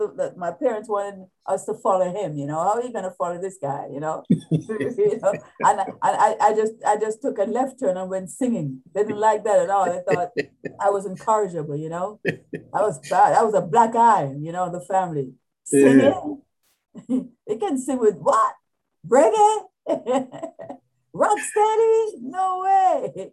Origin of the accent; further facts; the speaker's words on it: Kingston, Saint Andrew Parish, Jamaica; Yes, yes. St. Andrews, Red Hills, huh? Up there, Upper Kirkland.